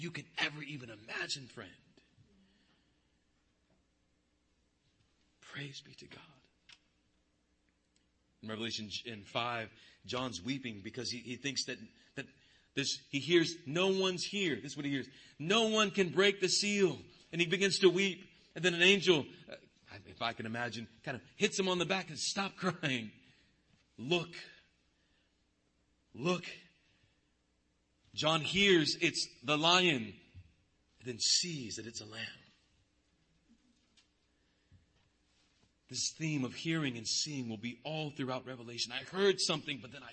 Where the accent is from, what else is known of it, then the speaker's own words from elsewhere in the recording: Bakersfield, California, United States; I grew up in Fairfax, the darker part of Bakersfield.